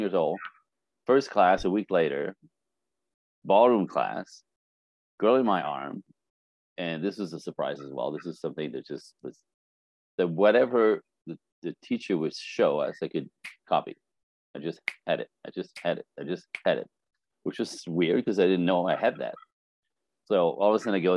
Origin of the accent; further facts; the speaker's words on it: Canada; moved away as an adult; now in Los Angeles, United States; I'm Canadian